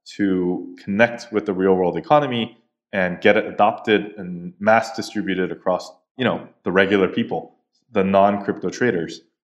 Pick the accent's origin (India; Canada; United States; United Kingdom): United States; East Coast of the United States; moved away as an adult; now in South Korea; So, I grew up in the States for most of my life, uh, in the East Coast. And in two thousand ten, I came back to Korea where I was born.